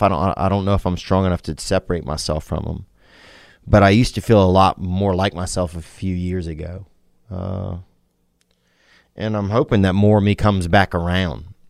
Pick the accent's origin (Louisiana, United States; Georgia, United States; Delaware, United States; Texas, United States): Louisiana, United States; also born or lived in Nashville; now in Los Angeles, United States